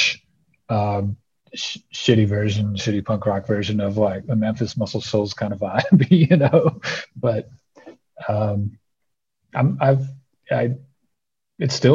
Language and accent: English; southeastern British Columbia, Canada; also born or lived in New Orleans / Birmingham, Alabama; now in Montana, United States; I grew up in a remote part of British Columbia, southeastern British Columbia, right above the northwestern corner of Montana, which is where I actually live now.